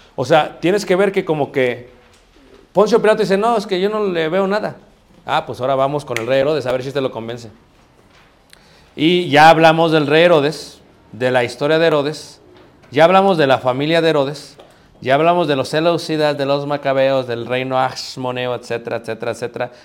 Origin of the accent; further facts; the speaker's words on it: Mexico; soy mexicano